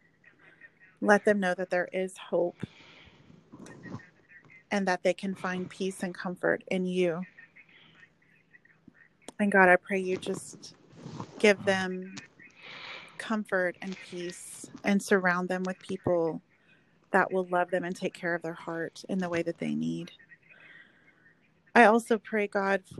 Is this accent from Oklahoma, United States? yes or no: yes; Oklahoma, United States; moved away as an adult; now in Texas, United States